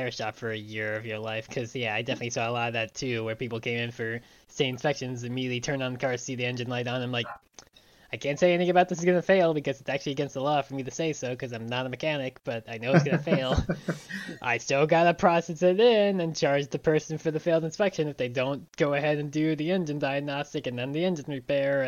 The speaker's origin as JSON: {"language": "English", "region": "New York", "country": "United States", "tie": "born or raised there", "also_born_or_lived": "Pennsylvania", "moved": "yes", "said": "growing up in New York"}